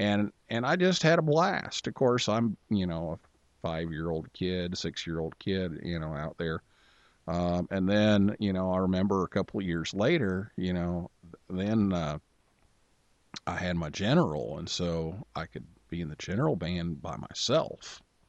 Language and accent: English; Vincennes, Indiana, United States; I grew up in Vincennes, Indiana